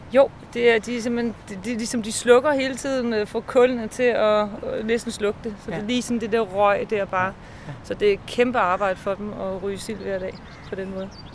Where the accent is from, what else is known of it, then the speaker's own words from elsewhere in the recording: Bornholm, Capital Region of Denmark, Denmark; Jeg er født og opvokset på Bornholm